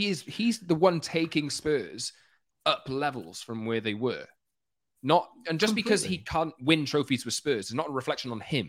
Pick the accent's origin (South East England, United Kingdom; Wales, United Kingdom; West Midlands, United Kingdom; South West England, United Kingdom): Wales, United Kingdom; now in London, United Kingdom; I'm Welsh, everyone.